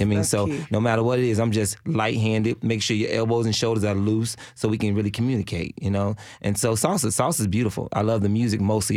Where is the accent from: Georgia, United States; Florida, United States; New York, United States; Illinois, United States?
Illinois, United States; Chicago; also born or lived in Switzerland; now in Nashville, United States; I grew up in Chicago, so we had house music